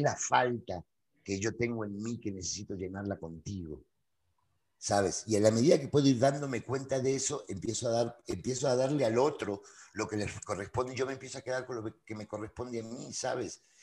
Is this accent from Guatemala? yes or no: no; Buenos Aires, Argentina; moved away as an adult; also born or lived in Spain; now in Mexico; yo nací, nací hace algunos años, digo, en, Buenos Aires, Argentina